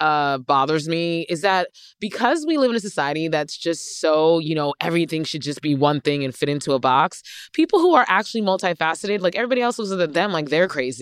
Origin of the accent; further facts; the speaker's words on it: New Jersey, United States; I'm from New Jersey.